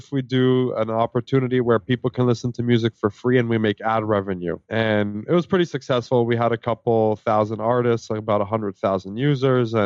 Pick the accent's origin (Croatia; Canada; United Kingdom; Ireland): Canada; also born or lived in Israel; I actually immigrated to Canada